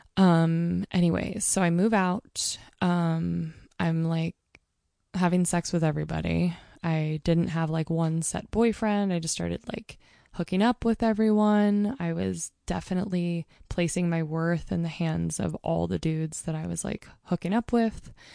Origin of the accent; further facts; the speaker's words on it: Mount Hood, Oregon, United States; also born or lived in Portland, Oregon; I'm growing up on Mount Hood